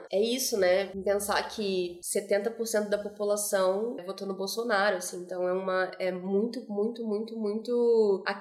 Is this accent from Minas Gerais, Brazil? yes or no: no; Rio de Janeiro, Brazil; Também vim do Rio de Janeiro, e no Rio, apesar de ser de ter isso, né, espaços mais valorizados e outros não, cara, existe uma mistura muito grande